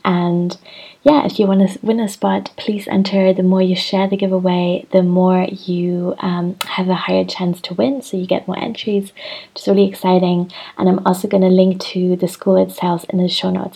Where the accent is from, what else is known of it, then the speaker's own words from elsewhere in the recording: Hamburg, Germany; I'm in Hamburg in my hometown.